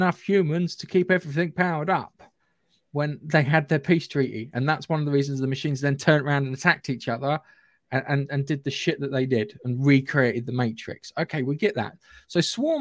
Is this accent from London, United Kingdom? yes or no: no; North Surrey, South East England, United Kingdom; accent: regional (North Surrey area); my regional accent